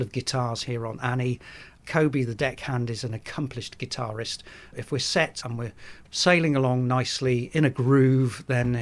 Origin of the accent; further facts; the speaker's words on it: Brixham, South West England, United Kingdom; I grew up in Brixham, which is a thriving fishing port.